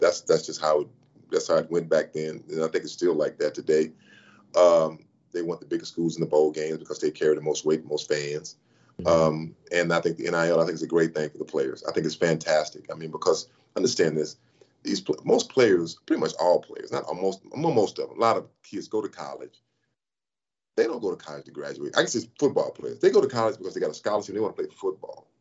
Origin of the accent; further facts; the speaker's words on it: Sealy, Texas, United States; moved away as an adult; also born or lived in Los Angeles / Dallas; I'm from Sealy, Texas